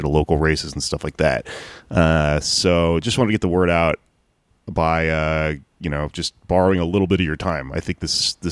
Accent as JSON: {"language": "English", "region": "Texas", "country": "United States", "also_born_or_lived": "Austin", "moved": "as an adult", "said": "I am from Texas"}